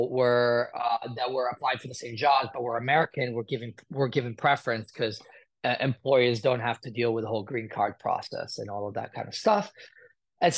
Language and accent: English; Italy; moved away as an adult; also born or lived in United Kingdom / Chicago, United States; now in Los Angeles, United States; I was born in Italy, raised between Italy and the United Kingdom. And then I moved to the United States in 2010.